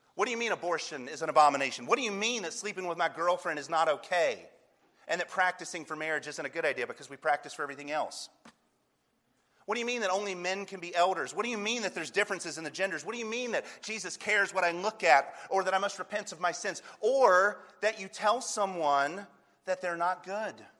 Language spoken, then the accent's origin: English; North Carolina, United States; I'm from North Carolina